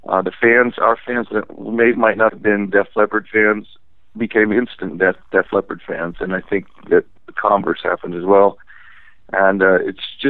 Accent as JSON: {"language": "English", "region": "Northern California", "country": "United States", "said": "I'm from Northern California"}